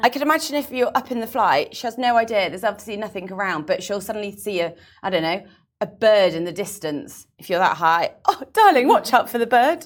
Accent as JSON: {"language": "English", "region": "England", "country": "United Kingdom", "moved": "yes", "lives_now": "Dubai, United Arab Emirates", "said": "being English"}